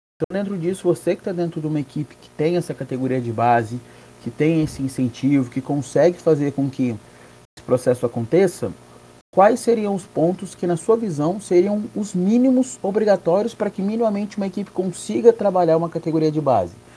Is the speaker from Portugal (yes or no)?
no; Paraná, Brazil; eu que sou do Paraná